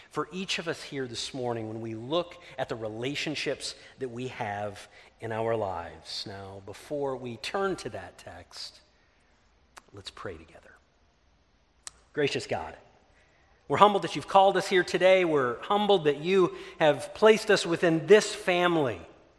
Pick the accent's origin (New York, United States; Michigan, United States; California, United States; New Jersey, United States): Michigan, United States; Ludington; moved away; our hometown of Ludington